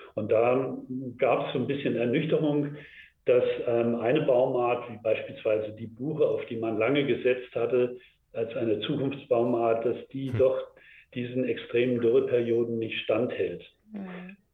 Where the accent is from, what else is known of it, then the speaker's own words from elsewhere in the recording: Germany; bei uns hier in Deutschland und in Europa